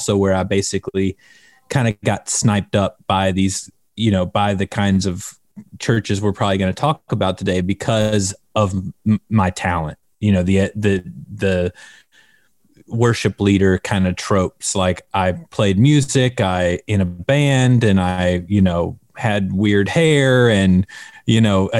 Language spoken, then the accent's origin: English; the South, United States; I grew up in the South, kind of in a more traditional style Baptist churches, not Southern Baptist, but kind of like high church kind of Baptist